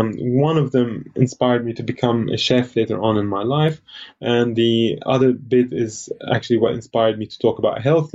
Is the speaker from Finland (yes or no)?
no; Lebanon; I was born in Lebanon, and it was the peak of the civil